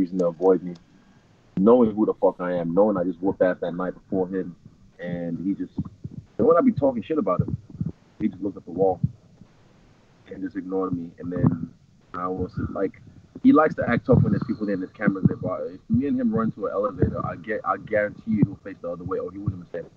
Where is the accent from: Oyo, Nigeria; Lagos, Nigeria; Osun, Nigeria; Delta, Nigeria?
Lagos, Nigeria; I'm from Lagos City, Nigeria